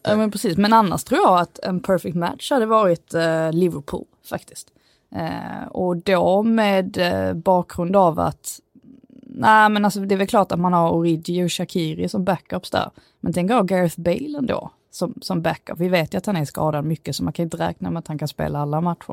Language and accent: Swedish; Skåne, Sweden; accent: Scanian; min skånska stämma